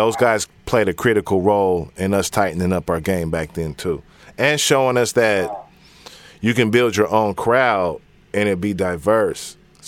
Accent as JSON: {"language": "English", "town": "Seattle", "region": "Washington", "country": "United States", "tie": "born or raised there", "said": "Central District, Valley."}